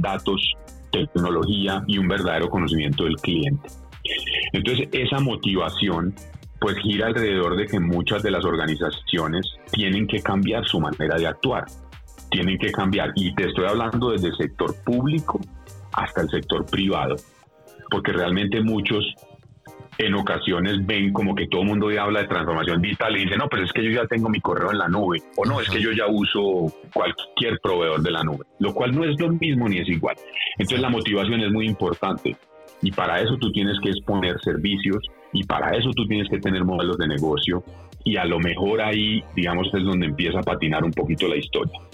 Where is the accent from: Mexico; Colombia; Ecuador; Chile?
Colombia